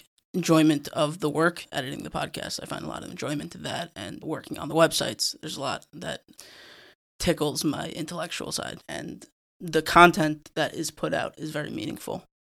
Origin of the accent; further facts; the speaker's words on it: Monsey, New York, United States; I'm from Muncie. I'm from Muncie.